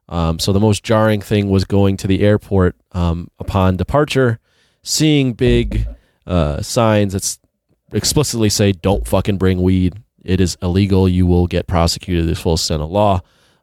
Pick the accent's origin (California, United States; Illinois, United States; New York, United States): Illinois, United States; Chicago; every time I told someone I was from Chicago, they would go, so what are you doing out here?